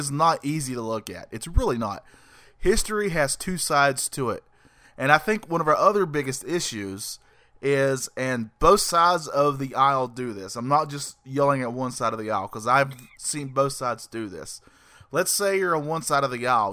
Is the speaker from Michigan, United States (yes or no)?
no; North Carolina, United States; I'm Southern. Uh, born and raised in the South